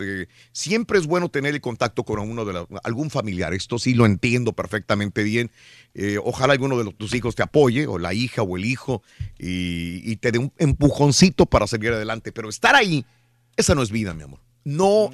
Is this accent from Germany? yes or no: no; Matamoros, Tamaulipas, Mexico; soy de Matamoros, Tamaulipas